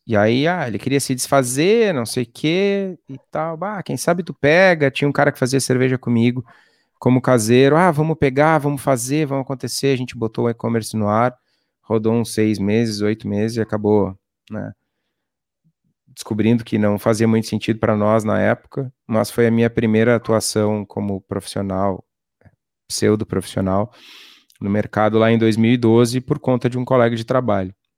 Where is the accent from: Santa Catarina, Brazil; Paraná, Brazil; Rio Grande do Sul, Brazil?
Rio Grande do Sul, Brazil; Torres; also born or lived in Iraí; logo saí de lá, acabei indo para Torres, que é uma cidade no litoral gaúcho, e vivi até, a, até os 18 anos lá